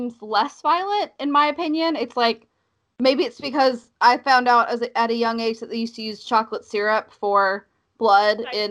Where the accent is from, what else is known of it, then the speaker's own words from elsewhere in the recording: the South, United States; accent: Southern; also born or lived in Cincinnati, Ohio (family); I grew up in the South